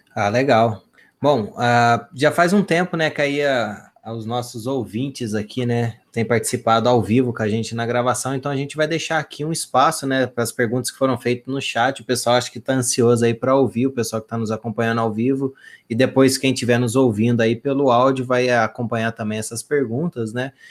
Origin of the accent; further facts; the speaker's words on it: southern Minas Gerais, Brazil; Eu sou aqui do sul de Minas